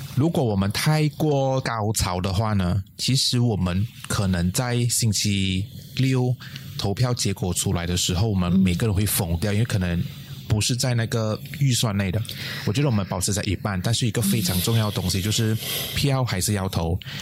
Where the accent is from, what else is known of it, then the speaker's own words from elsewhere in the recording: Malaysia; 我的老家在巴巷